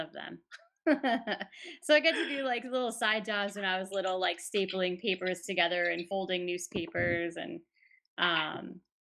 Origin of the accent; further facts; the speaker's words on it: Farmington, Connecticut, United States; I grew up in Farmington, Connecticut.